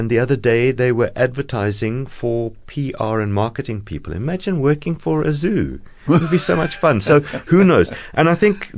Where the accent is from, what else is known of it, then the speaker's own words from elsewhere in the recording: Cape Town, Western Cape, South Africa; I was born here in Fishhook, in Cape Town.